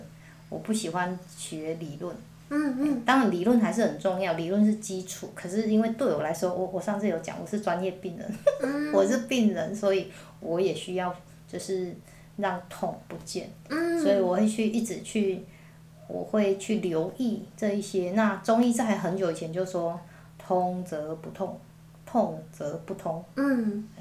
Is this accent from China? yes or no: no; Taiwan; 所以我觉得这是我们台湾人自己很多没有在。